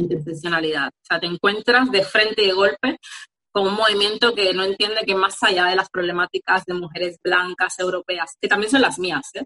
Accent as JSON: {"language": "Spanish", "region": "Havana", "country": "Cuba", "moved": "yes", "lives_now": "Barcelona, Spain", "said": "Yo soy de La Habana, Cuba"}